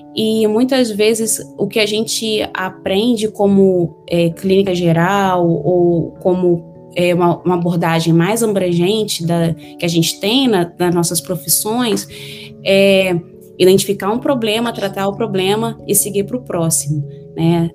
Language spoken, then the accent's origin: Portuguese; Miracema, Rio de Janeiro, Brazil; moved away as an adult; now in United States; Eu sou do interior do estado do Rio de Janeiro, é uma cidade bem pequena, de 20 mil habitantes